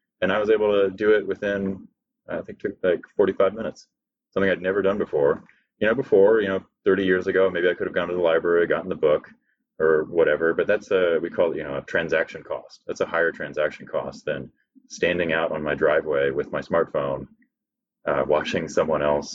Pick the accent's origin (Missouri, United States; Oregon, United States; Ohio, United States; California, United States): California, United States; I was born in California